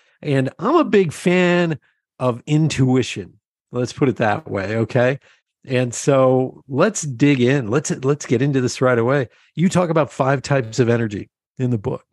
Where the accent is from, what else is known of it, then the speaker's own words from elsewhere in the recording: Lebanon, Pennsylvania, United States; I grew up in Lebanon, Pennsylvania, surrounded by farmers.